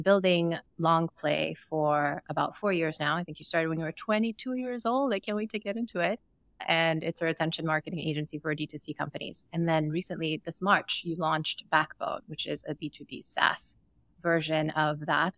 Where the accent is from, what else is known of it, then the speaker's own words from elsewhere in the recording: Sierra Leone; moved away as an adult; also born or lived in Ukraine; now in United States; I'm also an immigrant, and my husband is an immigrant, and I grew up in Sierra Leone and born in Ukraine and moved to the U.S. for undergrad.